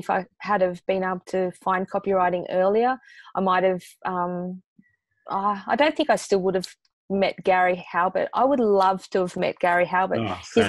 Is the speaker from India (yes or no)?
no; Australia; And I'm Australian